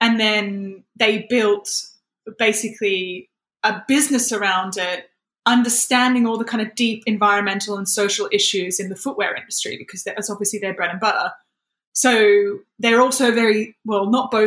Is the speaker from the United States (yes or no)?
no; Australia; moved away as an adult; now in United Kingdom; I've been living in the UK for 7 years. I'm from Australia originally.